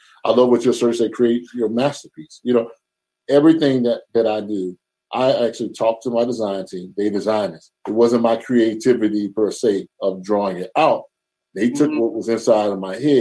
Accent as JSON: {"language": "English", "town": "Charlotte", "region": "North Carolina", "country": "United States", "tie": "born or raised there", "moved": "yes", "said": "I'm from the South, from Charlotte"}